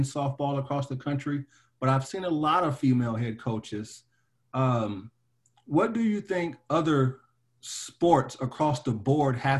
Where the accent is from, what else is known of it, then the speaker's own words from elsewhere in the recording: Nashville, Tennessee, United States; I grew up in Nashville, Tennessee